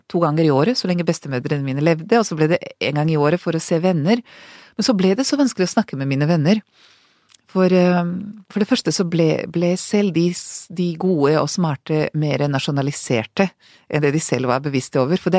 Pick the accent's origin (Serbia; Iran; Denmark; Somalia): Serbia; now in Norway; Jeg klarer ikke å si at jeg er fra Serbia, jeg sier fortsatt Hvis jeg ikke tenker meg om, så sier jeg alltid Jugoslavia, ikke sant?